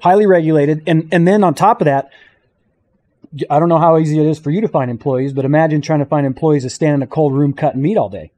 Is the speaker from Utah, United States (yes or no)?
yes; St. George, Utah, United States; I'm from Saint George, Utah